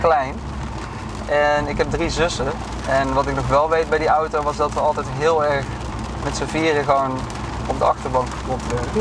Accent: Drunen, North Brabant, Netherlands; Ik kom uit Drunen, een dorp in Brabant

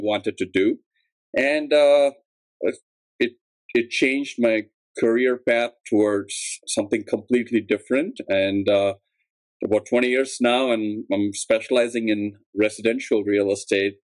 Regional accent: India; moved away as an adult; now in Chicago, United States; I'm originally from India, and at um, I came to grad school at UIC for architecture

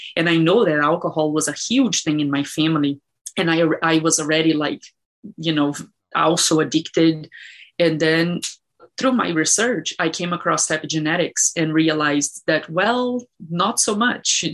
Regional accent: Brazil; moved away; I grew up in Brazil and it was uh, difficult

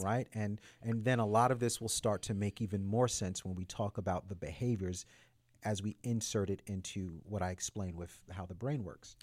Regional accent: United States; As an American man

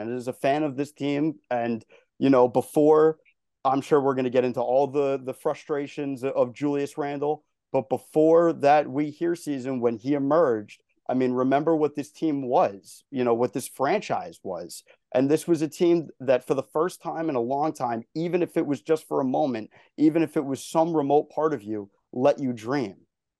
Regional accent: New York, United States; now in Florida, United States; I grew up in New York. I live in Florida now.

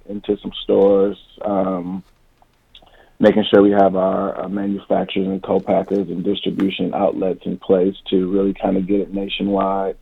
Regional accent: Ypsilanti, Michigan, United States; now in Los Angeles, United States; I was born and raised in Ypsilanti

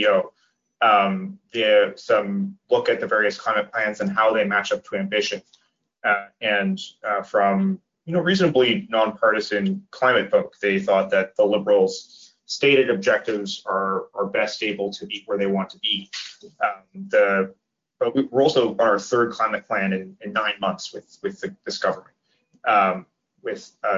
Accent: Nova Scotia, Canada; I grew up in Nova Scotia, we all had baseboard heaters

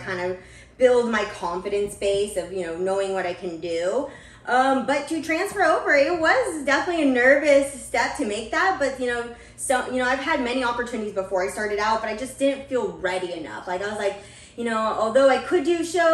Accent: Portland, Oregon, United States; also born or lived in California; I was born in California, but I moved here when I was 12 years old, or probably even 10, and just lived in Portland, Oregon for quite a while now

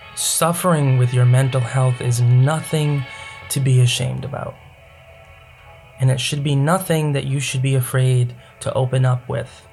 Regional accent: United States; I grew up in America.

